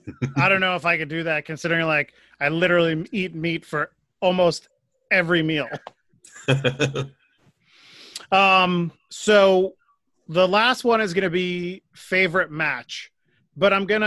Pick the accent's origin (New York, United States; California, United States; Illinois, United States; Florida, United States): New York, United States; also born or lived in Connecticut; now in Pennsylvania, United States; I grew up in New York and then moved to Connecticut, and it's almost about the same. And now I live in Pennsylvania